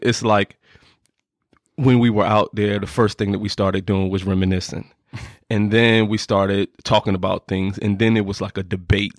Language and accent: English; Norfolk, Virginia, United States; also born or lived in Chesapeake; I'm from Norfolk. Uh, I went to two high schools. I went to Maury High School and I went to Deep Creek High School.